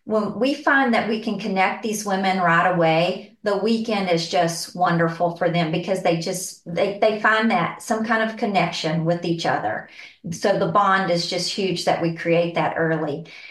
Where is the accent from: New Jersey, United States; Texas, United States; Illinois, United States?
Texas, United States; San Angelo; I am from San Angelo, Texas, and born and raised here